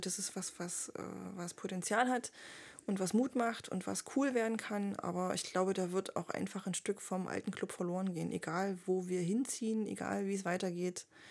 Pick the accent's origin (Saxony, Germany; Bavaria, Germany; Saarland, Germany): Saxony, Germany; Leipzig; ich bin auch Leipzigerin